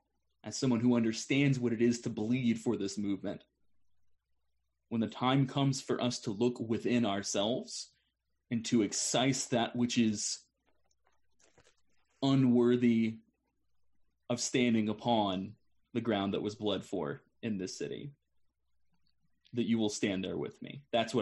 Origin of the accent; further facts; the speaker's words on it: Chicago, Illinois, United States; Absolutely. I came from Chicago. I understand that. I get it.